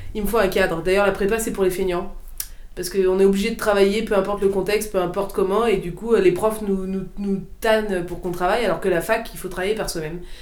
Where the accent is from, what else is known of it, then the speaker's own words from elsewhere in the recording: Saint-Père-en-Retz, Pays de la Loire, France; d'où est-ce que je viens Pornic.